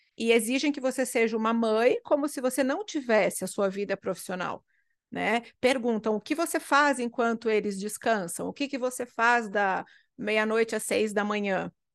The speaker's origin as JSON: {"language": "Portuguese", "region": "interior of Rio Grande do Sul", "country": "Brazil", "tie": "born or raised there", "moved": "yes", "said": "eu sou do interior do Rio Grande do Sul"}